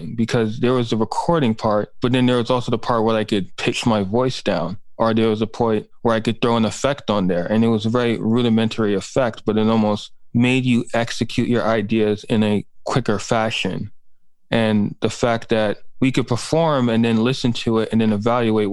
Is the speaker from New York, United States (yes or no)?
yes; New York City, New York, United States; I grew up in Manhattan and Brooklyn